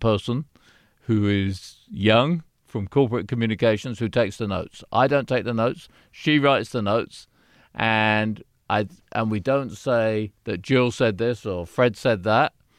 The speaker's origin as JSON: {"language": "English", "country": "United Kingdom", "moved": "yes", "lives_now": "United States", "said": "I'm British."}